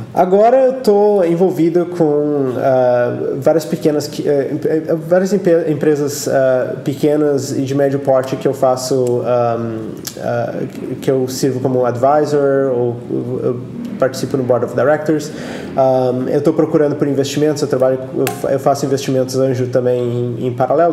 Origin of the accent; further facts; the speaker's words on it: Brazil; moved away as an adult; also born or lived in Switzerland; now in Silicon Valley, United States; eu saí do Brasil fazem uns 14 anos. Um, ah, a minha carreira no Brasil foi mais acadêmica mesmo